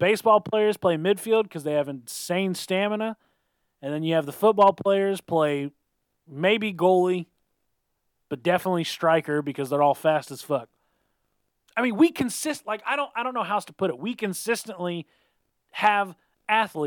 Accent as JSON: {"language": "English", "country": "United States"}